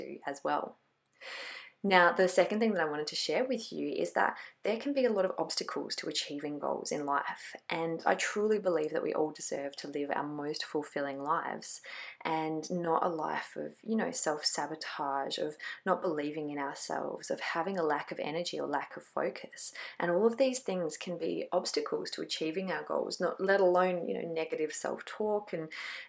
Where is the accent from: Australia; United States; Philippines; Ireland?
Australia; Glenelg, South Australia; in Glenelg in my hometown